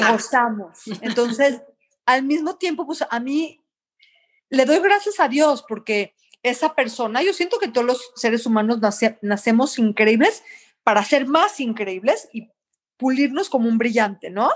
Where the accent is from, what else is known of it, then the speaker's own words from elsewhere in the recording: Mexico; moved away; also born or lived in Canada; soy mexicana, soy cocinera